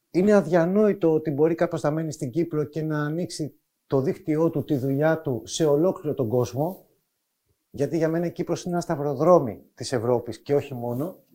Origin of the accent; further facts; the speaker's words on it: Athens, Attica, Greece; Έρχομαι από την Αθήνα, εκεί μεγάλωσα.